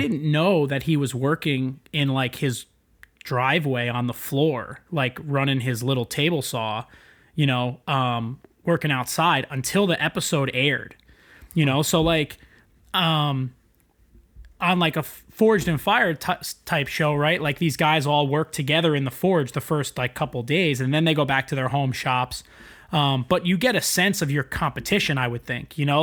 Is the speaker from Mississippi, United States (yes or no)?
no; East Rockaway, New York, United States; I grew up on East Rockaway on the South Shore.